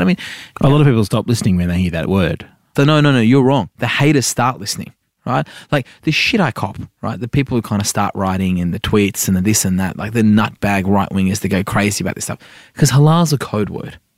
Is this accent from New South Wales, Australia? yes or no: yes; Sydney, New South Wales, Australia; also born or lived in Iran; I'm an inner city wog from Sydney